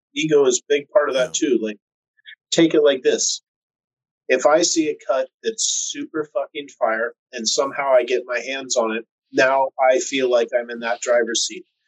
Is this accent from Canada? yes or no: no; West Coast, United States; I'm from the West Coast